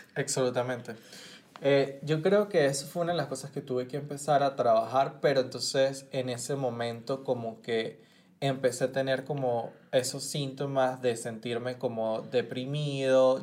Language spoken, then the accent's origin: Spanish; Caracas, Capital District, Venezuela; moved away as an adult; now in United States; como venezolano estaba viviendo en Caracas